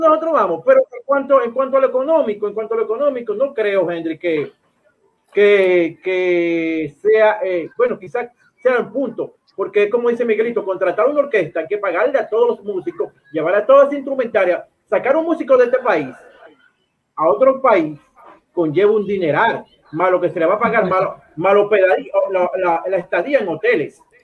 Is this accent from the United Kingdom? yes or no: no; Dominican Republic; yo soy dominicano